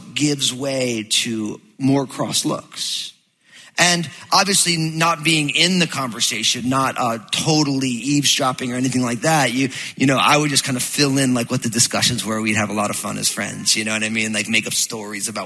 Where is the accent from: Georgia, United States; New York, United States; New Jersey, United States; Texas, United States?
New Jersey, United States; I'm all Italian from New Jersey, so we used to go down to the Jersey Shore